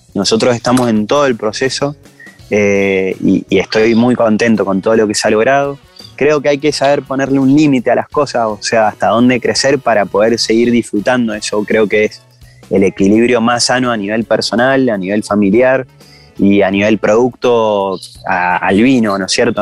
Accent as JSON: {"language": "Spanish", "town": "San Martín", "region": "Mendoza", "country": "Argentina", "tie": "born or raised there", "said": "yo fui al Colegio Nacional acá en San Martín, donde, de donde soy yo, acá en Mendoza"}